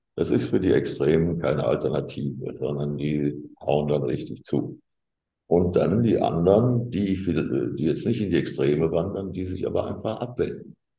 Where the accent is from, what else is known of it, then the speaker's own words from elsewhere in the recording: Gießen, Hesse, Germany; ich komme aus Gießen und das war immer alles eine rote Landschaft.